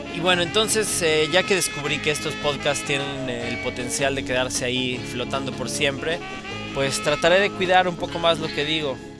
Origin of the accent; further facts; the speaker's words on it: Mexico; now in Middle East; yo estando aislado como mexicano en el Medio Oriente